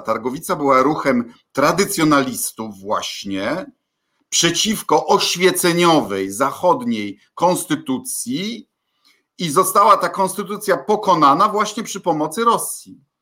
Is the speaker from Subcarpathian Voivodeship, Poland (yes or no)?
no; Kuyavian-Pomeranian Voivodeship, Poland; u nas w Kujawsko-Pomorskim